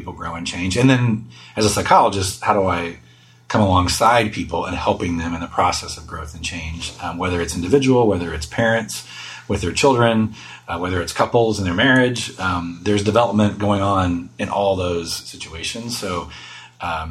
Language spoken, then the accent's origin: English; Texas, United States; moved away as an adult; also born or lived in Chicago / New York City; I grew up in Texas, so it's great to be back. I have not lived back in Texas, though, for almost 19 years now